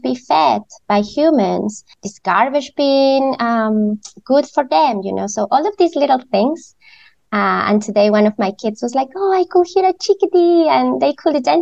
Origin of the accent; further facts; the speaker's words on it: Ecuador; moved away as an adult; now in Vancouver, Canada; growing in Ecuador, I am originally from Ecuador